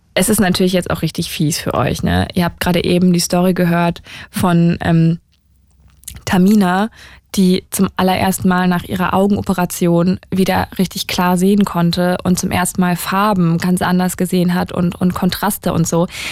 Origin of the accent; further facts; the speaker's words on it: Saarland, Germany; moved away; ich bin im Saarland aufgewachsen, in der Nähe von also direkt an der Grenze zu Frankreich